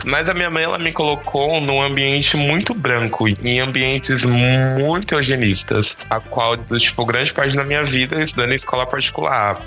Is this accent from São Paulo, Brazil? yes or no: yes; São Paulo, Brazil; eu sou aqui de São Paulo